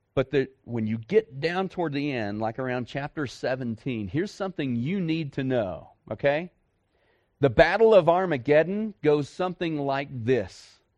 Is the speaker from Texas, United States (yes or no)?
yes; Dallas, Texas, United States; moved away as an adult; I'm a city boy. I grew up in Dallas-Fort Worth